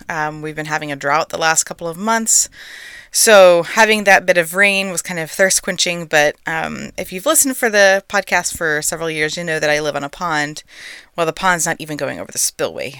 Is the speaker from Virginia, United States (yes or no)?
no; Texas, United States; I'm a native-born Texan